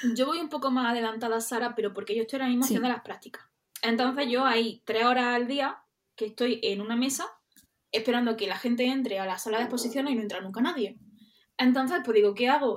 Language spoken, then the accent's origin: Spanish; Andalusia, Spain; accent: Andalusian; somos andaluzas, creo que se nota, ¿no?